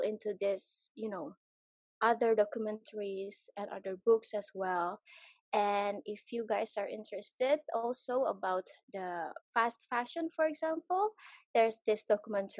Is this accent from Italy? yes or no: no; Jakarta, Indonesia; moved away as an adult; I grew up also in Jakarta